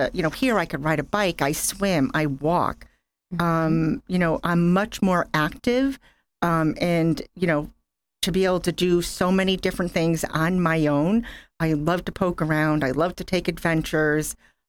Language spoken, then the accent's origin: English; Connecticut, United States; moved away as an adult; now in Port St. Lucie, United States; So I am from Connecticut. I was there forever, my whole life. I decided that I needed a new journey, and I picked Port St. Lucie.